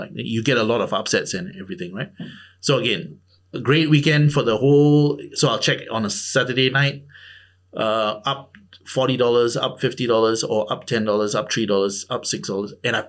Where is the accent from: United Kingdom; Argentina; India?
India; Considering that I'm Indian, right?